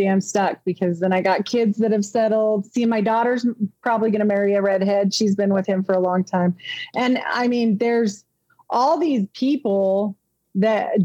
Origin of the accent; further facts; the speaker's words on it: Pocatello, Idaho, United States; moved away; I grew up in Pocatello for about 10 years of my younger life